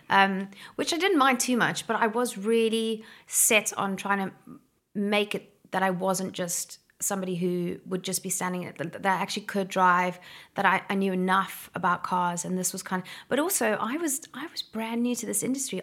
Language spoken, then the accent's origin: English; Somerset West, Western Cape, South Africa; I'm from Somerset West in Cape Town. It was a no man's land when I was a kid.